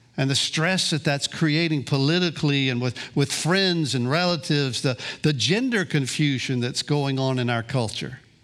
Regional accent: Gulf Coast, Florida, United States; also born or lived in Kansas City, Missouri; I grew up on the Gulf Coast here, dropped out of high school at sixteen

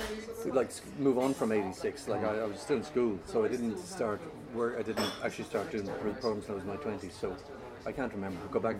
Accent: Dublin, Leinster, Ireland; I was from Donnybrook originally.

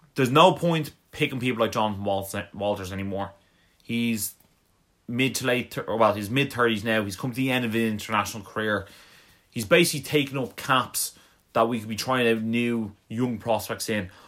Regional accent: Ireland; we're from Ireland

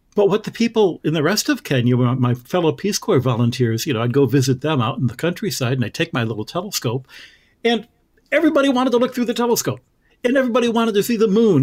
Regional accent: Michigan, United States; moved away; all of the stars that I grew up with in Michigan

